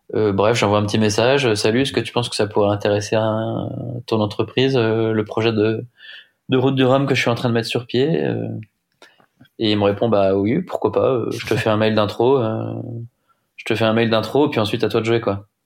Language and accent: French; Rennes, Brittany, France; je suis breton, j'ai grandi à Rennes